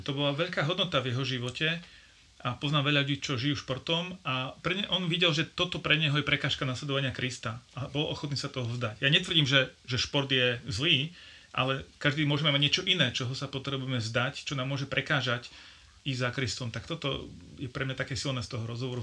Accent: Bratislava, Bratislava Region, Slovakia; ja som vyrastal v Bratislave

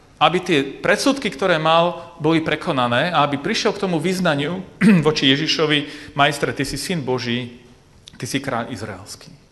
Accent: Bratislava, Bratislava Region, Slovakia; now in Košice, Slovakia; ja pôvodom pochádzam z Bratislavy a žijem v Košiciach

